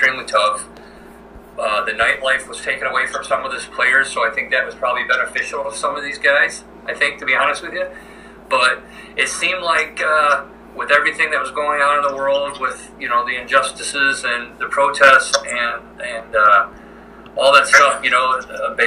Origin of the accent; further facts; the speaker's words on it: Flint, Michigan, United States; moved away; also born or lived in Alpena, Michigan; I'm born and raised from Flint, Michigan